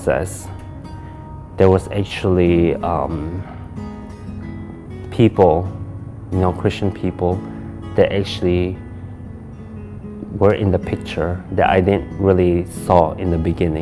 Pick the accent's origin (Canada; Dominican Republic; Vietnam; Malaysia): Malaysia; now in Michigan, United States; I'm actually from Malaysia, and I moved here back in 1999.